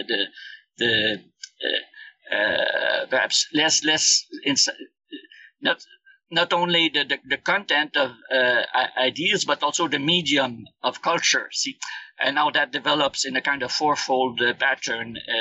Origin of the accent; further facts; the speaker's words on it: Canada; also born or lived in Montreal, Quebec; I'm Canadian. I did my PhD at McGill University in Montreal, and I'm still based in Montreal.